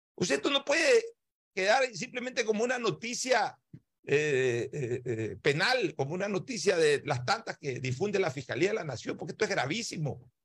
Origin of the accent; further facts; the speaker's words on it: Ecuador; somos los ecuatorianos